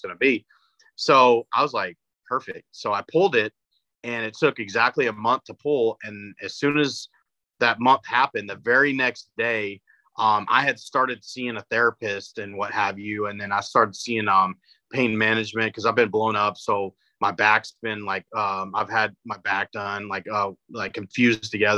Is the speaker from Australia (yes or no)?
no; Greenwood, Texas, United States; moved away as an adult; also born or lived in Hawaii; I grew up in Greenwood outside of Midland.